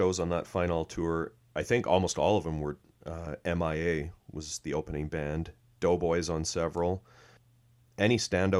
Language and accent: English; Canada; I'm Canadian.